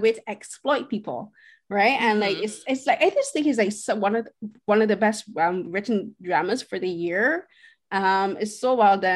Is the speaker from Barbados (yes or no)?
yes; Barbados; I'm from Barbados